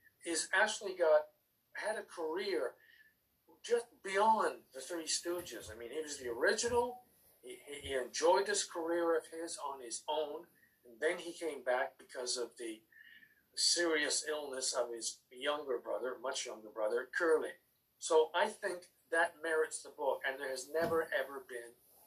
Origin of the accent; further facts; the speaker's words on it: Canada; also born or lived in England; When I was five, my mother and I hopped on a boat and we moved from England to Canada, where my father was already waiting for us